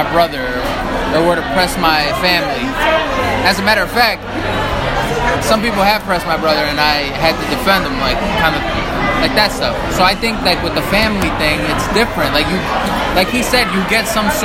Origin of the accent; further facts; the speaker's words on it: Chicago, Illinois, United States; I'm not from Chi-Rac. I'm from I'm from Andersonville